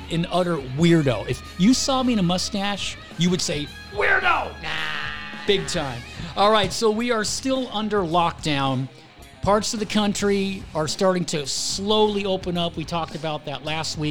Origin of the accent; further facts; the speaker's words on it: Los Angeles, California, United States; I was born and raised in Los Angeles, lived there my whole life